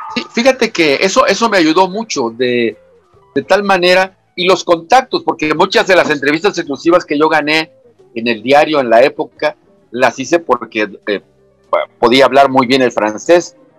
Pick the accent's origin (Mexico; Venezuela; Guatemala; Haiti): Mexico; Tapachula, Chiapas; moved away; Soy de Tapachula, ahí nací.